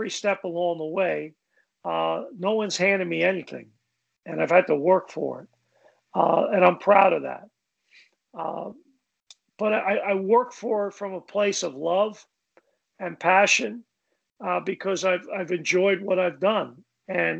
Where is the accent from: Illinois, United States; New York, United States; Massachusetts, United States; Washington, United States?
New York, United States; New York City; moved away; my life growing up in Brooklyn